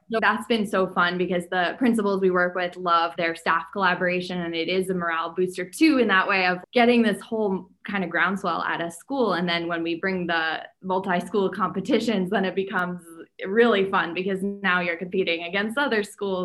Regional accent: New Hampshire, United States; I grew up in New Hampshire

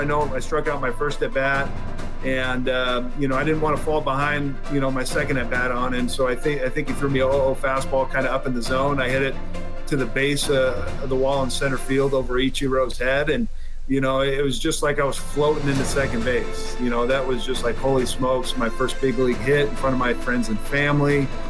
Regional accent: Washington, United States; moved away; Seattle at Safeco, obviously my home state

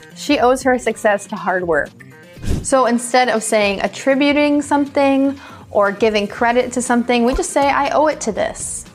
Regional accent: United States; accent: American English; American English speakers like myself

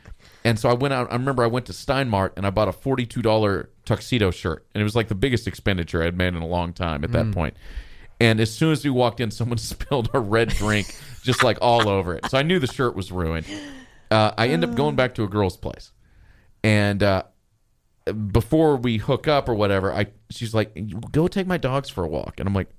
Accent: Texas, United States; And we speak as Texans growing up in Texas cities that have terrible cab systems.

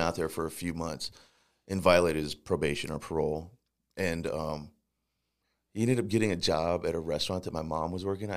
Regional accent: St. Louis, Missouri, United States; also born or lived in Times Beach, Missouri; I was actually born here in Saint Louis

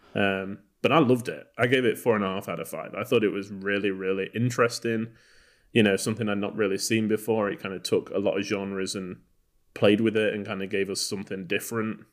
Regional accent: Texas, United States; we're from Texas

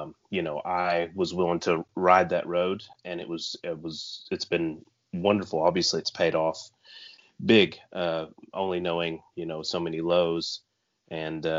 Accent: United States; Growing up in the United States

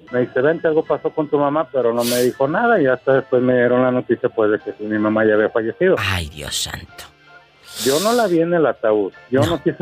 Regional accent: Ciudad Guzmán, Jalisco, Mexico; Yo, nací aquí en Ciudad Guzmán.

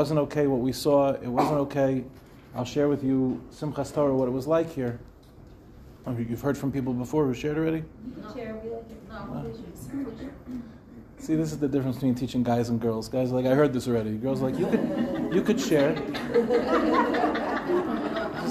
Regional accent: Lawrence, New York, United States; moved away as an adult; also born or lived in Israel; now in Mevaseret Zion, Israel; I grew up in Lawrence. I moved to Eretz Yisrael

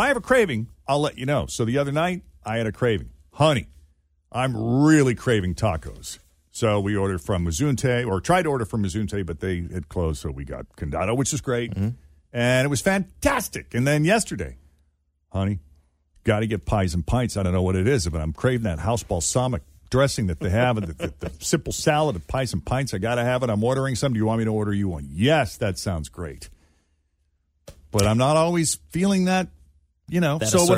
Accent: New England, United States; Growing up in New England, man, you're kind of a maple syrup snob.

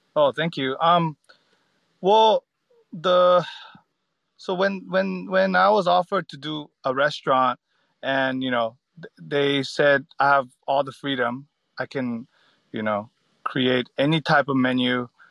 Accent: United States; moved away as an adult; also born or lived in San Francisco; now in Australia; growing up in America

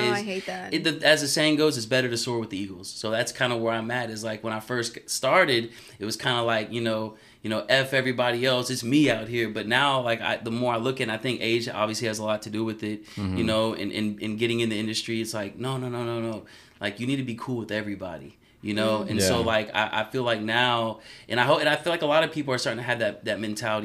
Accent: Sugar Land, Texas, United States; also born or lived in Houston, Texas; I'm actually from Sugarland, Texas

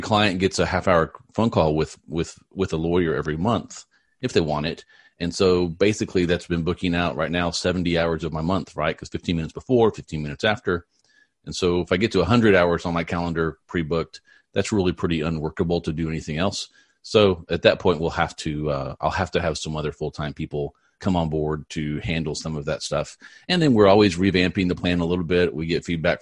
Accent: Texas, United States; I'm from Texas. I'm 30 miles north of Dallas

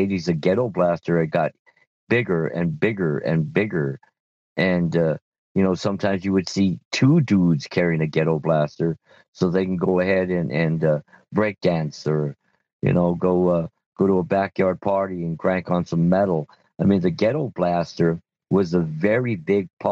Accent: Montebello, California, United States; when I was growing up in Montebello

